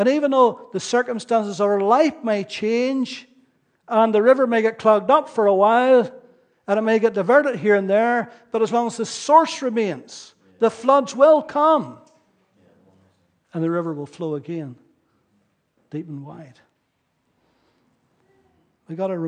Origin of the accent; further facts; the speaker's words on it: Ballyclare, Northern Ireland, United Kingdom; I grew up in Ballyclare, where I came from